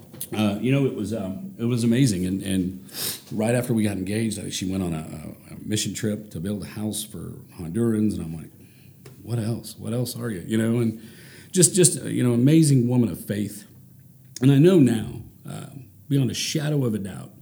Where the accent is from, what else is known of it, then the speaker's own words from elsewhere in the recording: Ponca City, Oklahoma, United States; also born or lived in Norman, Oklahoma; I grew up in Ponca City